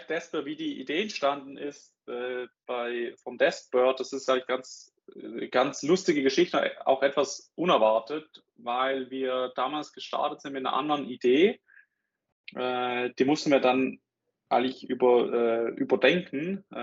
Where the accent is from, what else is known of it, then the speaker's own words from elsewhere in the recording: Switzerland; accent: Swiss; bin aus der Schweiz, wie, äh, wie man an meinem Akzent, glaube ich, glaube ich, hört.